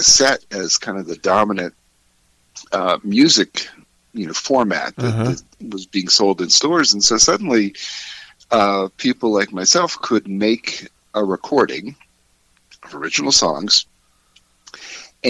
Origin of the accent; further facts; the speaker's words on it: central Pennsylvania, United States; also born or lived in Philadelphia / New York City; now in Colorado, United States; I grew up in Pennsylvania, central Pennsylvania, as a child, and then lived in Philadelphia for many years, and then New York City before coming out here to Colorado